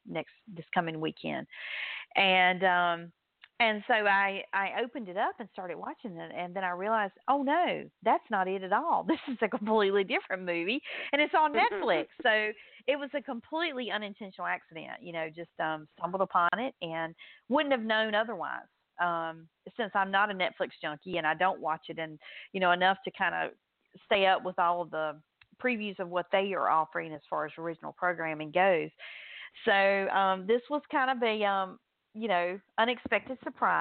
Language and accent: English; southern United States, United States; accent: southern drawl; This southern drawl that I have